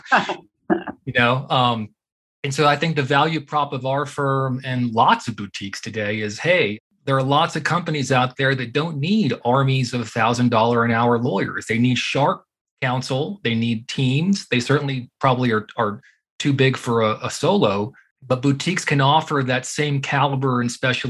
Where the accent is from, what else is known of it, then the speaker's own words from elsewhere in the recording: Houston, Texas, United States; moved away as an adult; also born or lived in Austin, Texas / Massachusetts; now in Colorado, United States; I grew up in Houston